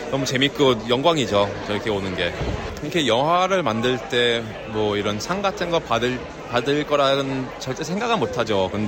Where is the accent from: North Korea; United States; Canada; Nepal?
Canada; Vancouver, British Columbia; also born or lived in Seoul, South Korea; 저는 이제 서울에서 태어나서 이제 94년도에 아, 어, 밴쿠버 캐나다로 이민을 갔어요.